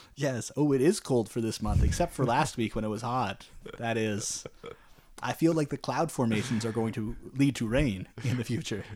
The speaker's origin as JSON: {"language": "English", "country": "Canada", "said": "we're Canadian"}